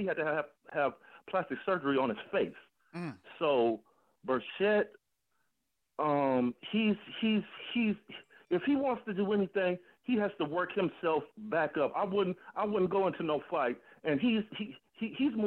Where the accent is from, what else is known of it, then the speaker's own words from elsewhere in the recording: Detroit, Michigan, United States; moved away as an adult; now in Toledo, United States; I was born in Toledo and raised in Detroit. Been living in Toledo since 2011.